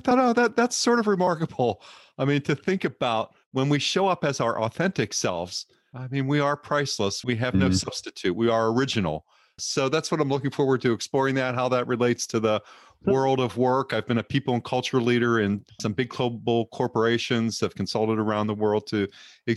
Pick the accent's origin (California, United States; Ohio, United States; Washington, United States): California, United States; I'm a Californian. I live in the Bay Area